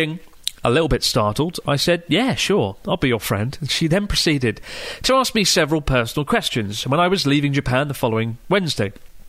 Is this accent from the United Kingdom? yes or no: no; Melbourne, Victoria, Australia; I'm from Melbourne, and I like annoying words.